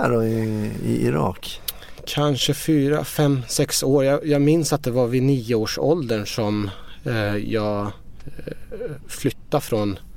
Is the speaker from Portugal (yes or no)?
no; Iran; now in Sweden; Jag växte upp i Iran. Mina föräldrar var studenter och eh, politiskt engagerade i Iran.